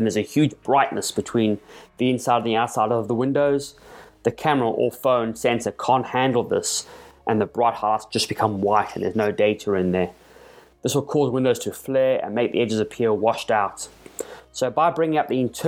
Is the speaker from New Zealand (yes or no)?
no; South Africa; my home country of South Africa